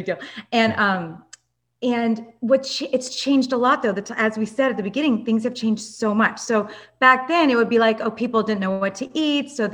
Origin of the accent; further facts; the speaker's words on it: Los Angeles, California, United States; I grew up in Los Angeles